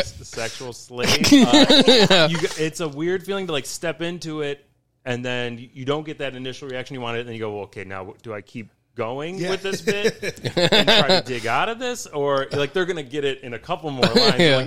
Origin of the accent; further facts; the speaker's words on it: Cleveland, Ohio, United States; Born in Cleveland.